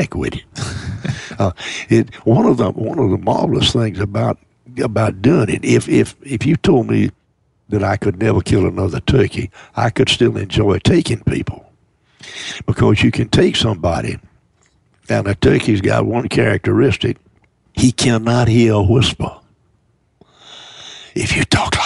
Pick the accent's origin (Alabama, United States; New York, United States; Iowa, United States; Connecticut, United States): Alabama, United States; Mobile; I was born in South Alabama, born in Mobile